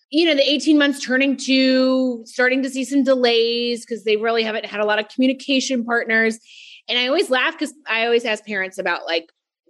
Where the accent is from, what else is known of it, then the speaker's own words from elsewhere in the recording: North Carolina, United States; moved away as an adult; now in New York, United States; I grew up in North Carolina, went to school down there